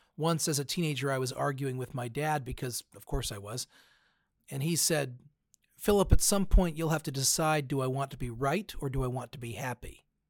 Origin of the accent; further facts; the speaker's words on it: United States; I am a Christian before I'm an American